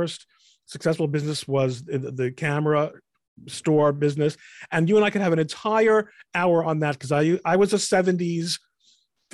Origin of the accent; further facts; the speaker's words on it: New York, United States; as a New Yorker